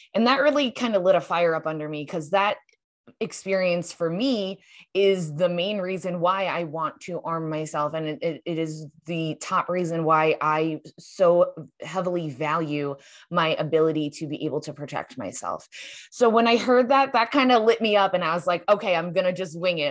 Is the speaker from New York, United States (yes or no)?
yes; New York, United States; now in Arizona, United States; my home state of New York